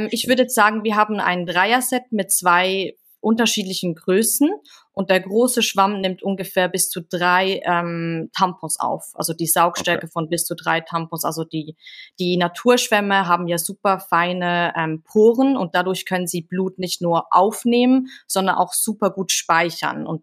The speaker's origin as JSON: {"language": "German", "country": "Switzerland", "tie": "born or raised there", "said": "ich bin in einem ganz ganz kleinen Dorf aufgewachsen ähm, mit gefühlt 200 Einwohnern."}